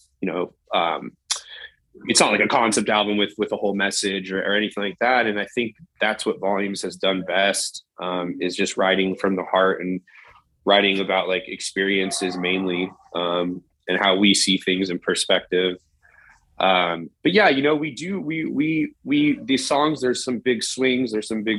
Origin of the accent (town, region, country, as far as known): Southern California, United States; born or raised there